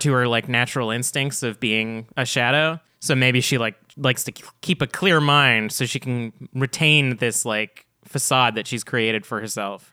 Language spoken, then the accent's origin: English; Canada; we're not American. Us, us are Canadian